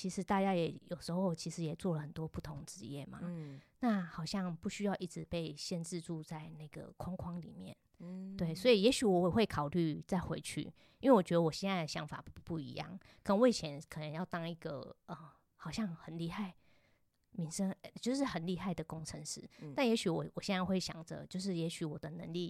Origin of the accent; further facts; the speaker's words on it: Tainan, Taiwan; 我台南人